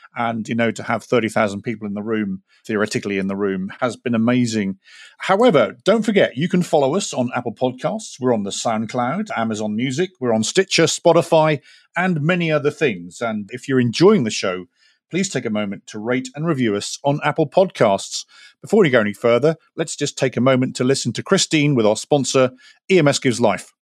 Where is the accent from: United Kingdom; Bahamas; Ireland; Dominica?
United Kingdom; now in United States; I'm a Brit talking to you, uh, in America.